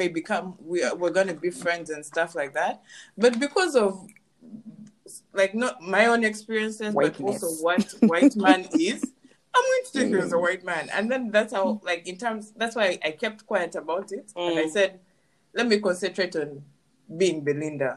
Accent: Uganda; now in Canada; growing up in Uganda and then having grown up here

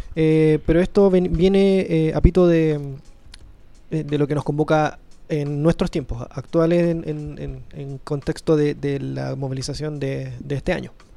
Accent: Chile; a mí como chileno

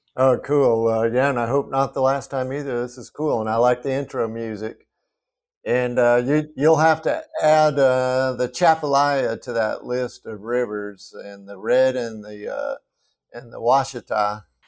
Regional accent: Front Range of the Colorado Rockies, United States; now in Clarksdale, United States; I grew up on the Front Range of, of the, of, uh, the Rockies

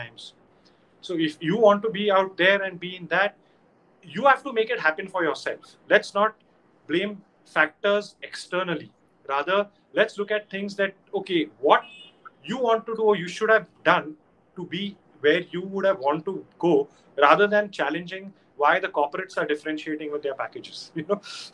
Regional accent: India; I'm an Indian

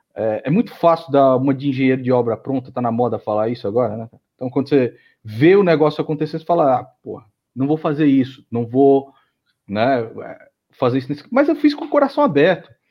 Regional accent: São Paulo, Brazil; eu nasci em São Paulo, mas a minha família toda é, entendeu? A minha mãe é nordestina

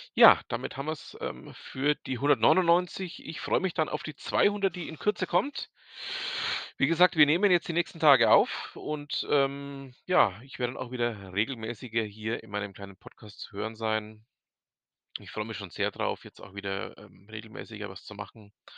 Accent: Franconia, Bavaria, Germany; bei uns in Franken

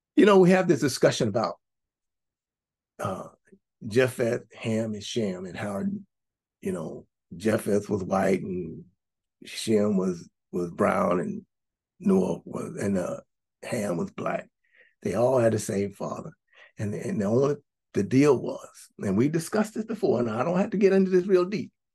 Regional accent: United States; we grew up for us in the United States of America. We grew up here

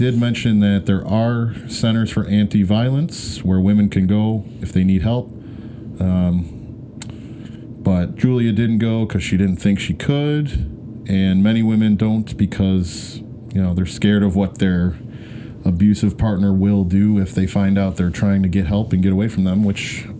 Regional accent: Western New York, United States; accent: Western New Yorker; with a funny accent because I'm American, probably, or Polish, or Western New Yorker.

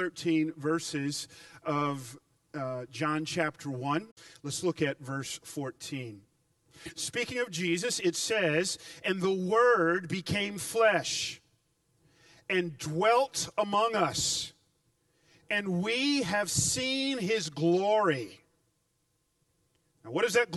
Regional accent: Atlanta, Georgia, United States; I grew up in Atlanta

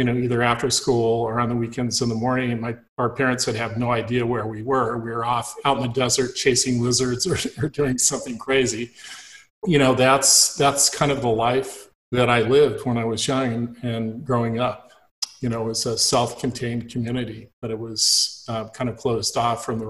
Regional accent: Ridgecrest, California, United States; this was out in the middle of the desert where I grew up. I was born in Ridgecrest, California

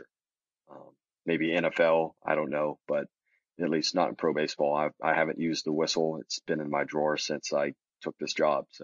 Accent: Dallas, Texas, United States; also born or lived in Auburn, Alabama / Birmingham, Alabama; I'm from the Dallas side of the Dallas-Fort Worth Metroplex

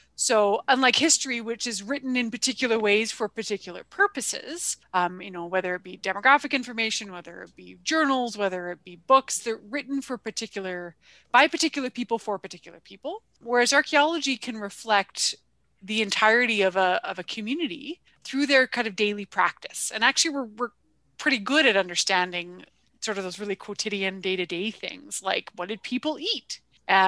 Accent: Vancouver, British Columbia, Canada; moved away as an adult; also born or lived in Victoria, British Columbia; now in Alberta, Canada; I actually grew up in BC, and I was born in Victoria and raised in Vancouver.

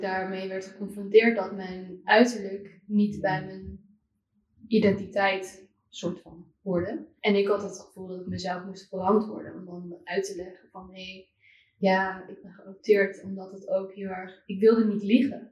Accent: Amsterdam, North Holland, Netherlands; also born or lived in China; ik kom zelf uit Amsterdam. Oh, ja, en ik ben, nou, ik heb misschien het geluk gehad dat ik niet in een boerendorp hm. ehm, ergens in Drenthe ben opgevoed

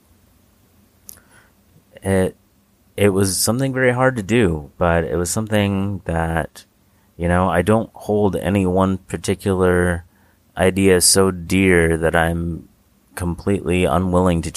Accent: United States; we're both from the States

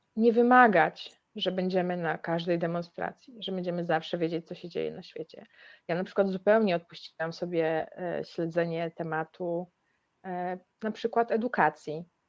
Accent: Białystok, Podlaskie Voivodeship, Poland; pochodzę z Białego Stoku

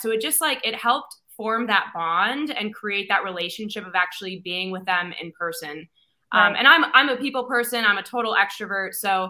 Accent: Buffalo, New York, United States; moved away as an adult; now in Arizona, United States; I was born and raised in Buffalo, New York, moved out west because I could not stand the cold, and ended up getting my master's at Arizona State University at the Cronkite School, which brought me to the desert.

